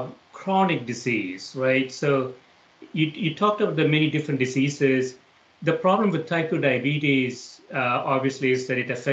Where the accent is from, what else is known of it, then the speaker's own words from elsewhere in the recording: South India, India; I grew up in South India, yes.